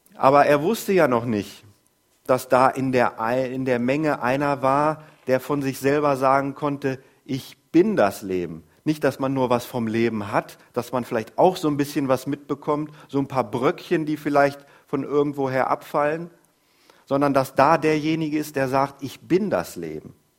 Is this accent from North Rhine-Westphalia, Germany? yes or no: no; Groß Ilsede, Lower Saxony, Germany; Ich komme aus Groß-Irsede. Wir wohnen da schon seit gefühlten Ewigkeiten